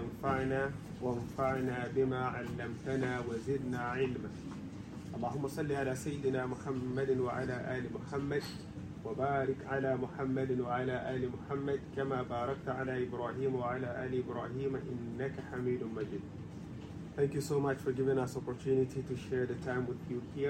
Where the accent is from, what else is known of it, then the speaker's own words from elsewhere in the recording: Ghana; moved away as an adult; also born or lived in Germany / Egypt; I'm originally from Ghana. My dad originally from Nigeria, but I was born in Ghana, raised in Ghana, studied in Ghana.